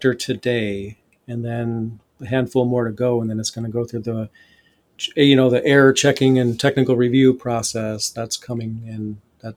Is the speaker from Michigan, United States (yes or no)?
yes; Flint, Michigan, United States; I grew up in Flint, Michigan, in the poorer areas